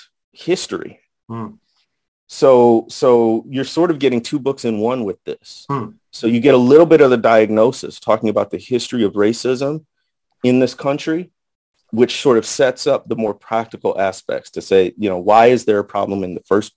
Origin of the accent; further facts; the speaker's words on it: Midwest, United States; moved away as an adult; also born or lived in Indiana / Jackson, Mississippi / Arkansas Delta; now in Arkansas, United States; I grew up in the Midwest, went to Notre Dame in Indiana for college.